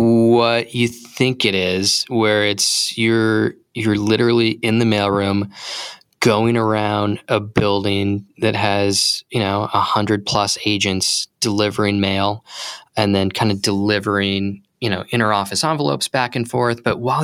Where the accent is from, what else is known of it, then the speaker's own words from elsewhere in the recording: Palm Springs, California, United States; I grew up in Palm Springs, California